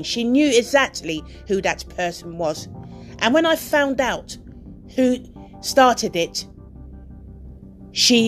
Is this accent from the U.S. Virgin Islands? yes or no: no; United Kingdom; also born or lived in Nigeria; I'm British